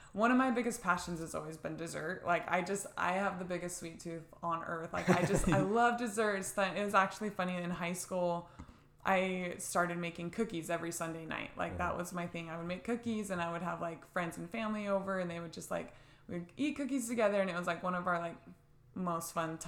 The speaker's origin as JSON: {"language": "English", "town": "Gilbert", "region": "Arizona", "country": "United States", "tie": "born or raised there", "said": "I was born and raised here in Gilbert."}